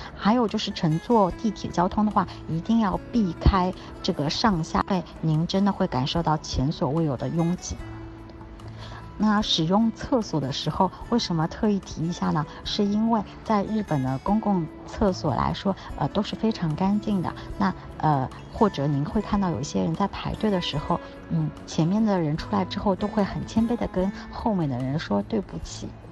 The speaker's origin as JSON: {"language": "Chinese", "country": "China", "said": "我们作为中国人来说，不懂日语也没有关系"}